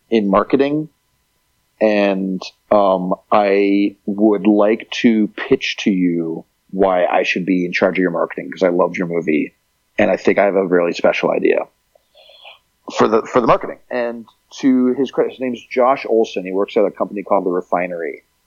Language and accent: English; Texas, United States; also born or lived in Montreal, Canada; growing up in Texas